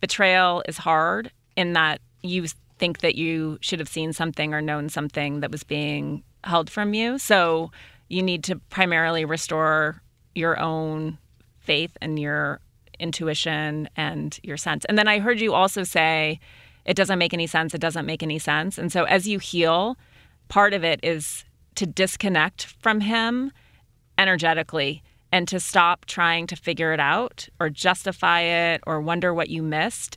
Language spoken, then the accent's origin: English; Montana, United States; my brother is gay, and we grew up in Montana